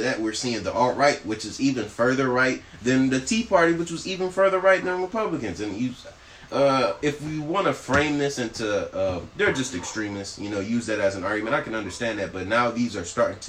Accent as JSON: {"language": "English", "region": "Texas", "country": "United States", "tie": "born or raised there", "said": "we grew up in Texas, in a southern state."}